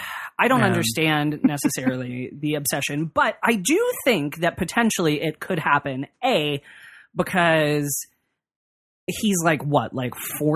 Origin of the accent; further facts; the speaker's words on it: United States; also born or lived in United Kingdom; people were upset with me as an American.